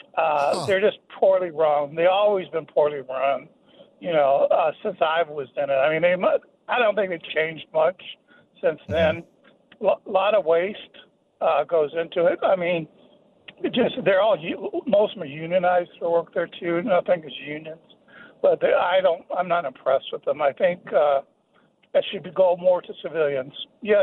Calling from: Alpharetta, Georgia, United States; I'm from Alpharetta.

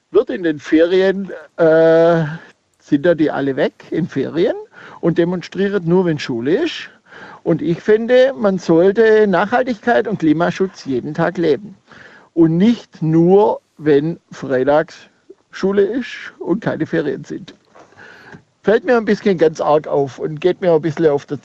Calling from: Schandorf, Burgenland, Austria; Aus Schandorf.

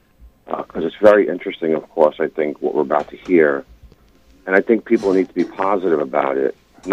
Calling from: New York City, New York, United States; calling from Staten Island, New York.

